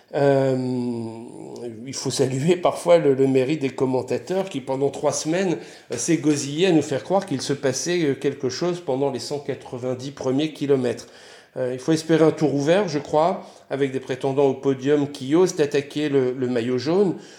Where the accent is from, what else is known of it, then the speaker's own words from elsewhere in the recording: French Flanders, Hauts-de-France, France; je grandis dans un environnement euh, conscient de son identité flamande